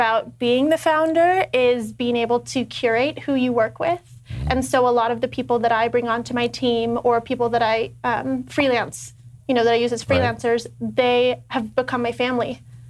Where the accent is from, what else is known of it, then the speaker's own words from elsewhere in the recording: Northern California, United States; I grew up in Northern California.